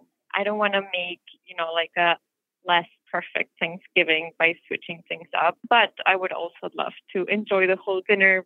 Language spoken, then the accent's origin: English; Mexico City, Mexico; moved away as an adult; now in Chicago, United States; I'm from Mexico City. I've lived here in Chicago for 9 years now